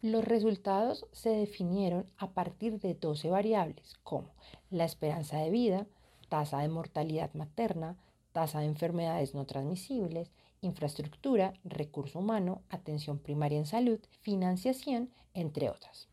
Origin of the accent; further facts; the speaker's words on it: Colombia; Yo soy colombiana y como colombiana